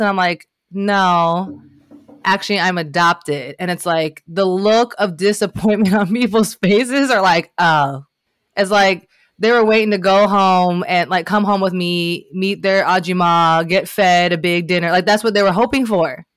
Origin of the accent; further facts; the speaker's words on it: Northern Kentucky, United States; there was a girl that I grew up with in Northern Kentucky